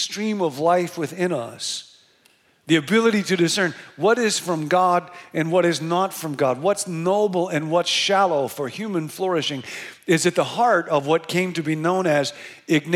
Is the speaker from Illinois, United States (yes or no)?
yes; Rockford, Illinois, United States; now in Bay Area, United States; I grew up in Rockford, Illinois